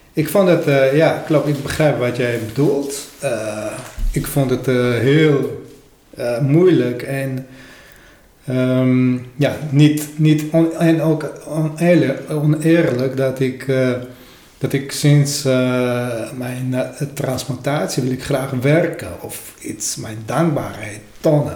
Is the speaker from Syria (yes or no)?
no; Armenia; Dutch is a second language; moved away as an adult; now in Netherlands; bij ons in Armenië